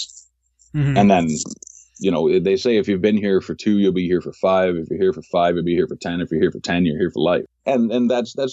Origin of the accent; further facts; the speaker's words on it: Toronto, Ontario, Canada; moved away as an adult; now in Tokyo, Japan; I'm originally from Toronto